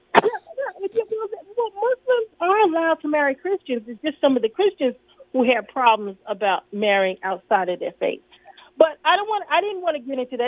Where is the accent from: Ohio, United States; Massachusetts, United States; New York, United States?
New York, United States; New York City; now in Washington, D.C., United States; I'm from New York City, where we have Puerto Ricanos, Dominicanos